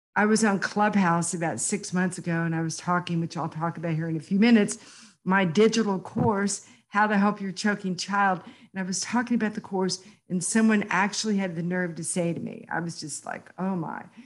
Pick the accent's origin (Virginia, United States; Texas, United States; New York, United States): Texas, United States; Houston; born or raised there